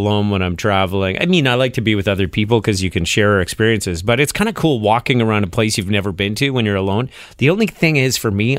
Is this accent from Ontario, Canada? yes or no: no; Montreal, Quebec, Canada; I grew up in Montreal